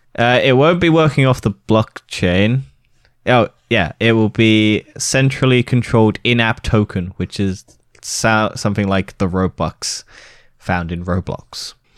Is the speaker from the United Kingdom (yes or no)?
yes; United Kingdom; we're British